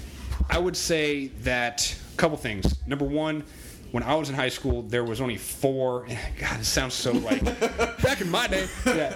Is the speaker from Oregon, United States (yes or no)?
yes; Albany, Oregon, United States; also born or lived in Southern California / Boston; I grew up in Albany.